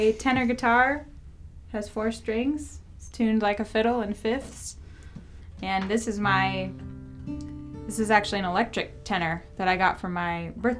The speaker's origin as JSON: {"language": "English", "town": "Portland", "region": "Oregon", "country": "United States", "tie": "born or raised there", "said": "I'm from Portland, Oregon."}